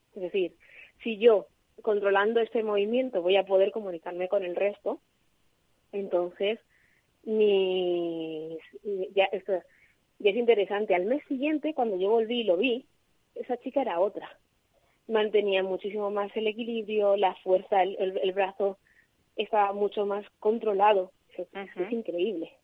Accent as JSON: {"language": "Spanish", "town": "Madrid", "region": "Community of Madrid", "country": "Spain", "moved": "as an adult", "lives_now": "Alicante, Spain", "said": "yo soy de Madrid y me vine aquí a trabajar"}